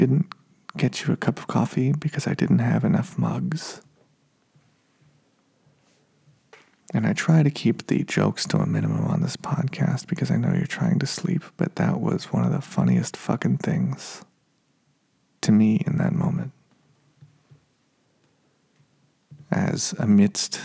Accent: Reno, Nevada, United States; moved away as an adult; my hometown of Reno, Nevada

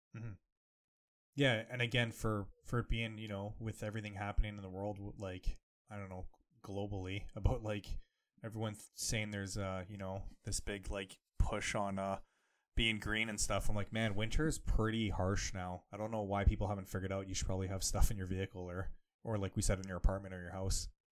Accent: Canada; growing up in Canada

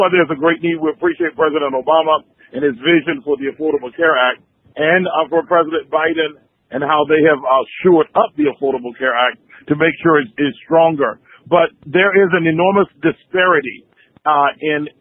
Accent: Waycross, Georgia, United States; We were in Waycross, Georgia. That's my hometown to start.

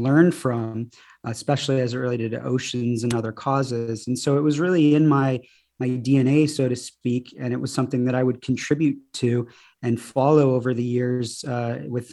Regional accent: Birmingham, Michigan, United States; now in Santa Barbara, United States; I'm originally from Michigan, from a little suburb of Detroit called Birmingham. And my family moved to Santa Barbara actually in the early 90s

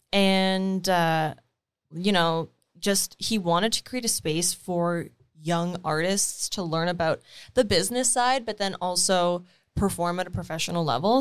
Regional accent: Timmins, Ontario, Canada; moved away; grew up in Timmins.

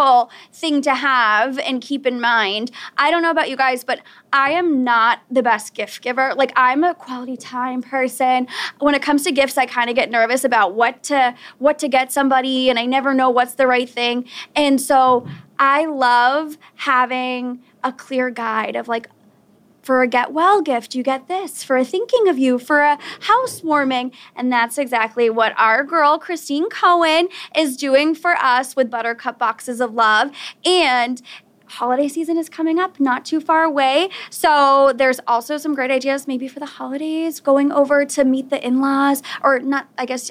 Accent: Weymouth, Massachusetts, United States; moved away as an adult; I actually just signed a lease for a new apartment in my hometown, and I had moved across the country. I've been living in another town, and I'm like, I never thought I'd see the day where I get myself back to Weymouth.

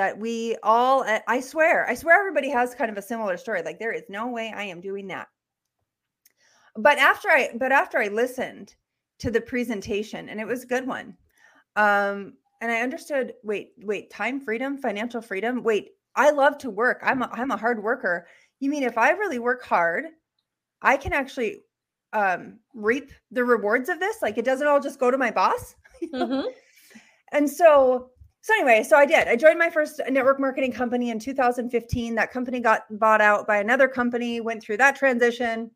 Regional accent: Bowman, North Dakota, United States; also born or lived in Bismarck, North Dakota; I'm from Bowman, North Dakota. That's where I was born and raised.

